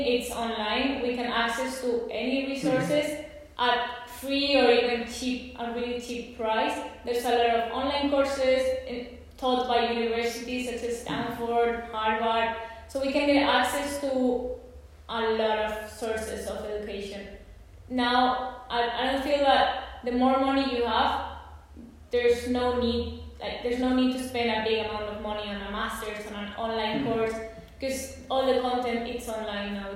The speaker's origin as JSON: {"language": "English", "town": "Alicante", "region": "Valencian Community", "country": "Spain", "also_born_or_lived": "London", "said": "I'm doing it from Spain, from my home in Alicante"}